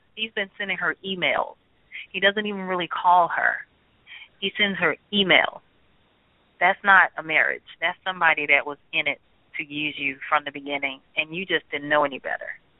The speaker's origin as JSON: {"language": "English", "town": "Birmingham", "region": "Alabama", "country": "United States", "tie": "born or raised there", "said": "as a little girl growing up in Birmingham, Alabama"}